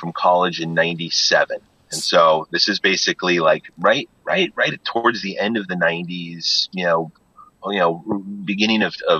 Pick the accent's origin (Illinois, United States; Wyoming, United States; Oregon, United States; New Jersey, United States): Wyoming, United States; Jackson; growing up in Jackson Hole during the summers and some of the winters, you know, like there was just this, like, this great sense of community, in Jackson.